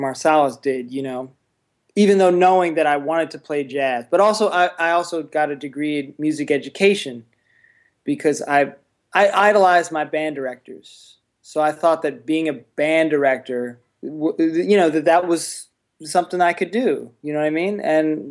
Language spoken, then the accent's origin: English; Columbia, Maryland, United States; I grew up near Baltimore, Columbia, Maryland